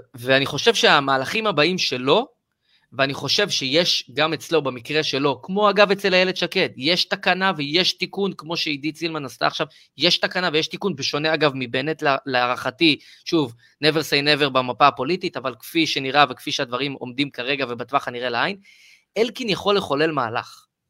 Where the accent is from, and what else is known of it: Israel